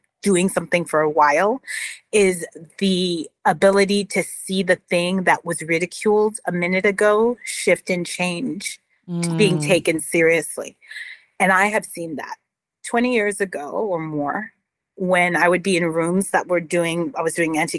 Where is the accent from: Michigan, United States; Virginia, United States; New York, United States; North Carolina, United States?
New York, United States; New York City; I grew up in New York City